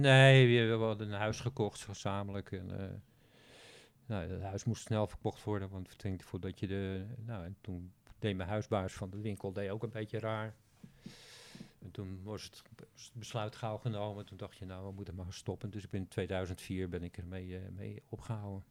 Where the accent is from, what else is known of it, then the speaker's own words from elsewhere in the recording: Netherlands; als Nederlander